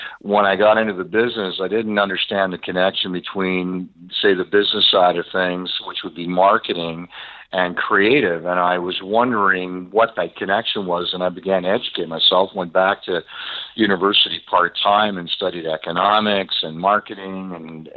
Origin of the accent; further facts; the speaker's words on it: Montreal, Quebec, Canada; I grew up on the South Shore in Montreal.